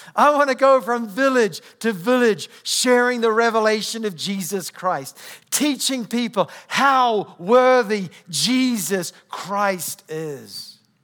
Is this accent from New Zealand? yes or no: yes; New Zealand; accent: New Zealand; moved away; I come from New Zealand. So if you're trying to figure out where my accent comes from, uh, New Zealand